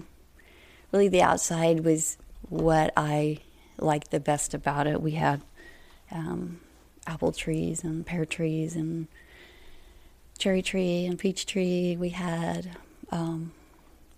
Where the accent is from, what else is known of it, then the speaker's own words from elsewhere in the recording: Carthage, Missouri, United States; I was born in raised around Carthage, Brooklyn Heights